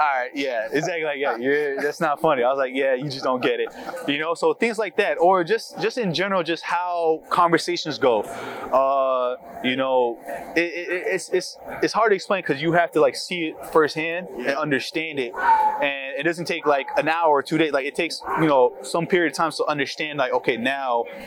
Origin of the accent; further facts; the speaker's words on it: Florida, United States; growing up back in high school, middle school, back in Florida, because I'm from Florida